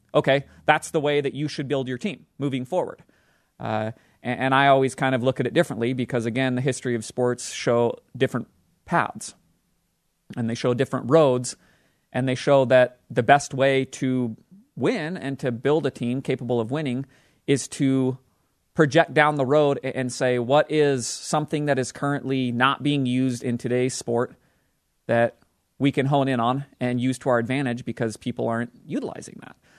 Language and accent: English; Utah, United States; born or raised there